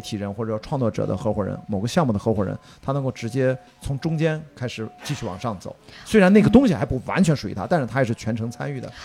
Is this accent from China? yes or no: yes; Qingdao, Shandong, China; moved away; also born or lived in Beijing; 在青岛，我在家乡